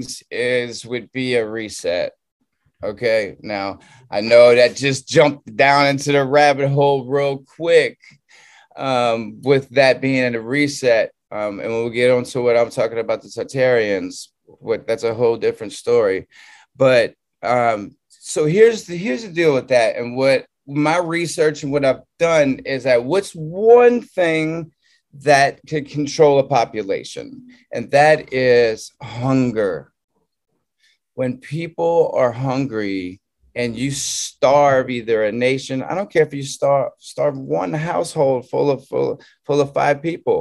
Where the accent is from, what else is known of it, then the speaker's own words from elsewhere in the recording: Southern Louisiana, United States; moved away as an adult; also born or lived in California; I'm from Southern Louisiana